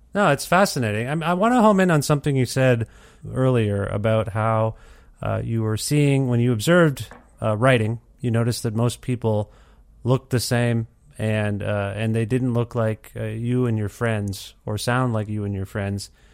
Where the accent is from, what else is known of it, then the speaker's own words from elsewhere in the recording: Ontario, Canada; now in Alberta, Canada; I grew up in Ontario and now I live in Alberta